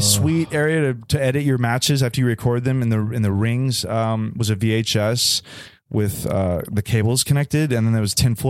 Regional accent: Austin, Texas, United States; I grew up in Austin, Texas.

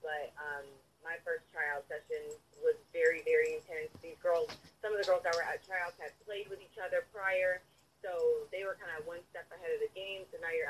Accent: Tampa, Florida, United States; also born or lived in San Antonio / Houston; From Houston, Texas. So I was born in San Antonio. My whole family is based out of Houston. I'm a military brat, so I've moved here, there, and But most of my life, I grew up in Tampa, but I would, my heart is with Houston.

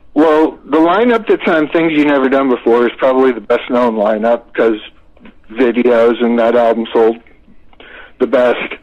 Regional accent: Florida, United States; moved away; I was a kid from Florida

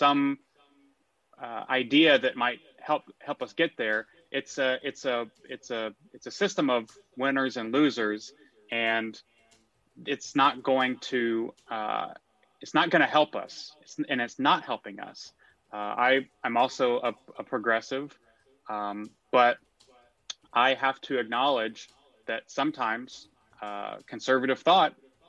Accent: McKinney, Texas, United States; also born or lived in New York; So I am a native Texan. I grew up in McKinney, Texas.

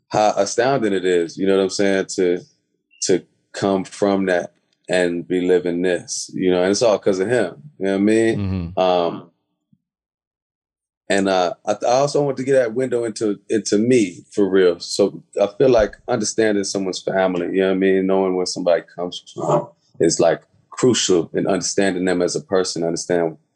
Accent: Chicago, Illinois, United States; just being African and being on the south side of Chicago, it's like I'm an African-American in a very literal sense

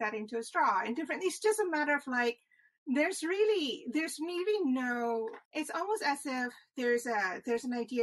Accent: Indonesia; moved away as an adult; also born or lived in Michigan; now in United States; I grew up in Indonesia

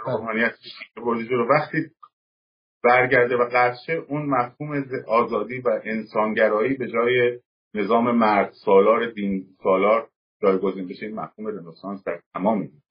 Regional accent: Tehran, Tehran Province, Iran; moved away; من در تهران به دنیا آمدم ولی پدرم مال سمت ازنا و علی بودرز

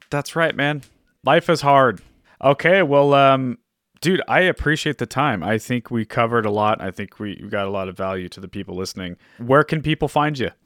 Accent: Orange County, California, United States; I grew up in Orange County

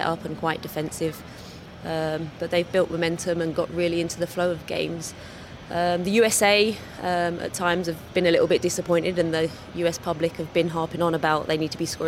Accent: England, United Kingdom; moved away as an adult

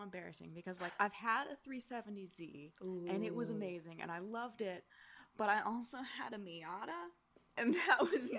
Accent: Arkansas, United States; moved away as an adult; now in Los Angeles, United States; I'm from Arkansas.

